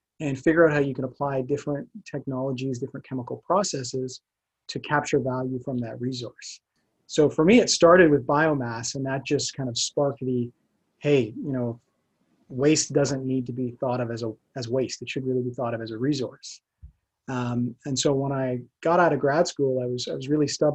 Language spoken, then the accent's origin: English; Brampton, Ontario, Canada; I grew up in Brampton, Ontario